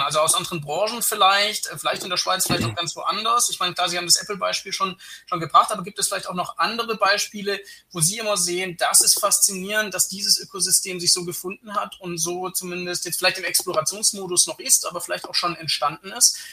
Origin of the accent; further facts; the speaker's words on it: Germany; als Deutscher